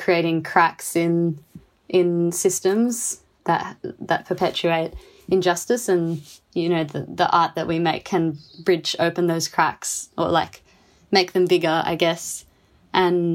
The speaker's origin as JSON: {"language": "English", "town": "Canberra", "region": "Australian Capital Territory", "country": "Australia", "tie": "born or raised there", "moved": "yes", "lives_now": "Fremantle, Australia", "said": "I grew up on Ngunnawal Ngambri country in Canberra"}